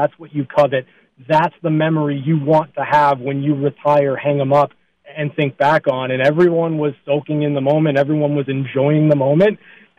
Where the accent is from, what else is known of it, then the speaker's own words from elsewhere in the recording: Southern California, United States; I was playing hockey at 5 years old growing up in Southern California.